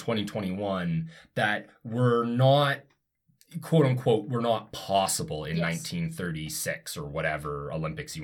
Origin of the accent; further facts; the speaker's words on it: Canada; I'm from Canada